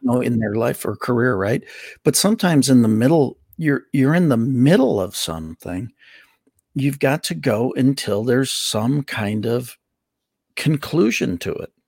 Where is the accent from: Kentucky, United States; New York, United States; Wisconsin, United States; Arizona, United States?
Wisconsin, United States; Milwaukee; I grew up in Milwaukee.